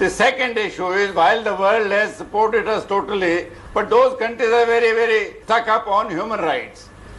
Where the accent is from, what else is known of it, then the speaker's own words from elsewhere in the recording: India; As an Indian